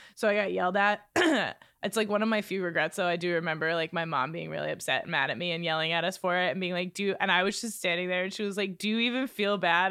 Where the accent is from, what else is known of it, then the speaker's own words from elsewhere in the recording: Exeter, New Hampshire, United States; Exeter, in my hometown